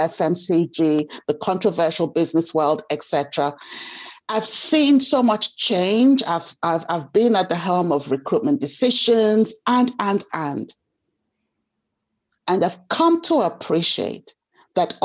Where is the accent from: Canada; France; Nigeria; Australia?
Nigeria; moved away; I grew up in Nigeria